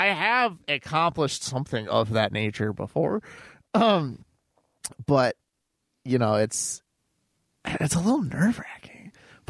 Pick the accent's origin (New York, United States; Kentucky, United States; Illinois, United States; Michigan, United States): New York, United States; Buffalo; yes, I'm from Buffalo!